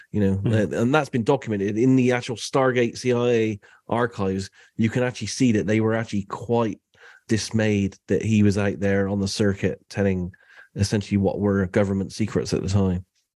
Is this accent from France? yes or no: no; United Kingdom; So I'm …. I'm from the UK. I live in a city called Bath, which is a Roman city.